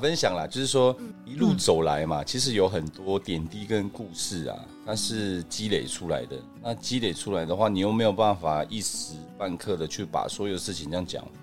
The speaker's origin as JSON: {"language": "Chinese", "country": "Taiwan", "said": "我们台湾人"}